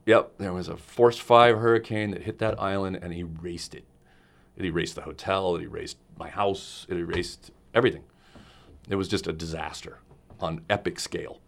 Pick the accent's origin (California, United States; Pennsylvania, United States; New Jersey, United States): California, United States; Los Angeles; also born or lived in Glendale, California; I am from Los Angeles, California